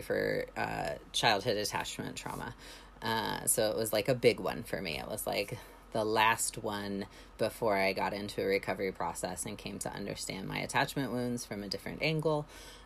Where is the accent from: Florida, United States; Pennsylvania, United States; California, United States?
Florida, United States; moved away; I grew up in Florida